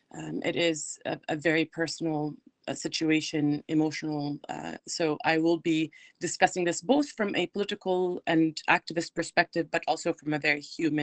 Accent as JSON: {"language": "English", "town": "Ramallah", "region": "West Bank", "country": "Palestine", "tie": "born or raised there", "also_born_or_lived": "Jerusalem", "moved": "as an adult", "lives_now": "Northern Virginia, United States", "said": "I am Palestinian, born and raised. I was born in Jerusalem, raised in Ramallah. Both my parents are still there. My father-in-law is there. My family is there, friends, of course. I came to the United States for school and then was exiled from Palestine."}